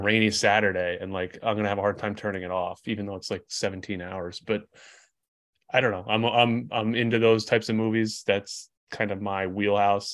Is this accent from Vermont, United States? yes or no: yes; Vermont, United States; I'm from Vermont